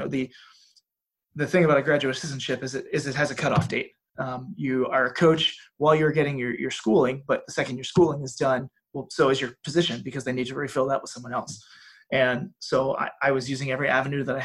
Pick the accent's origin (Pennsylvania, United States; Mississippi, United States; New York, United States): Pennsylvania, United States; Philadelphia; moved away as an adult; also born or lived in Natchitoches / Las Vegas; now in Cookeville, United States; I grew up right outside Philadelphia